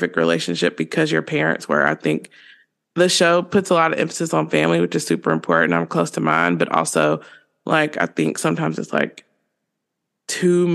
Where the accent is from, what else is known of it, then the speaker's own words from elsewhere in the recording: North Carolina, United States; I'm from North Carolina, so I'm from the South